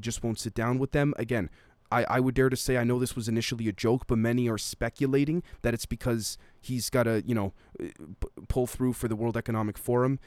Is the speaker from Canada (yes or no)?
yes; Canada; I'm Canadian, I currently live in Canada